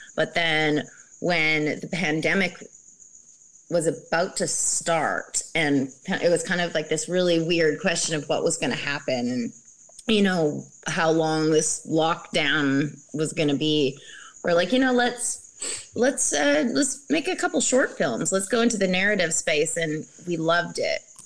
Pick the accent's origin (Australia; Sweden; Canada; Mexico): Canada; I'm from Canada